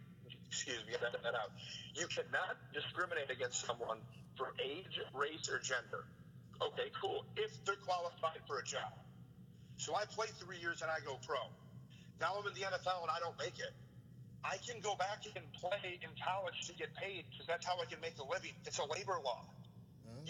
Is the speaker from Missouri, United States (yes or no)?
no; Grand Blanc, Michigan, United States; I'm from Grand Blanc. They're side by side.